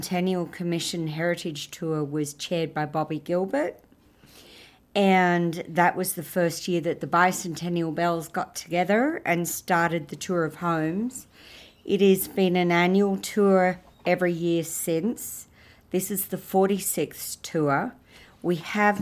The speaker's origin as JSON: {"language": "English", "country": "Australia", "moved": "yes", "lives_now": "San Marcos, United States", "said": "I am Australian"}